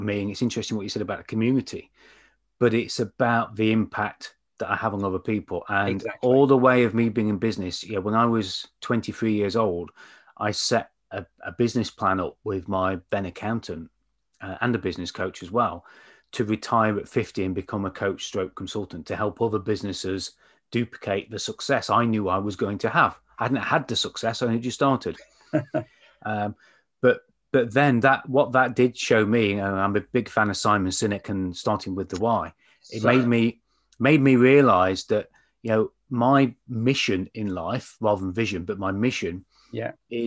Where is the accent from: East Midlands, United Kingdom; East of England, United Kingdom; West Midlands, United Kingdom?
East Midlands, United Kingdom; Mansfield; I come from Mansfield